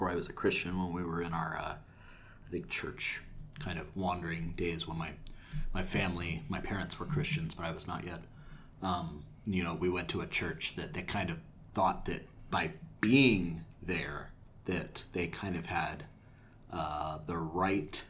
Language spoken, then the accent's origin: English; United States; being a citizen of our country is something conferred on us by birth